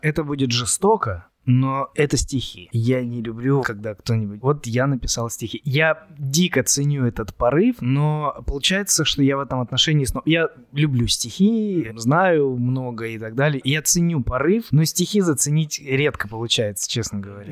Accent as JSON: {"language": "Russian", "town": "Chelyabinsk", "region": "Chelyabinsk Oblast", "country": "Russia", "tie": "born or raised there", "also_born_or_lived": "Saint Petersburg", "moved": "yes", "lives_now": "Moscow, Russia", "said": "Я оригинально из Челябинска, учился и жил какое-то время в Петербурге, и сейчас живу в Москве"}